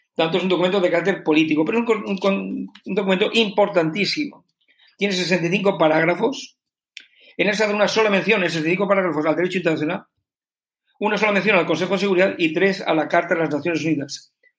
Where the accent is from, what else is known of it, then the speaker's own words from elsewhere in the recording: Spain; como ciudadano español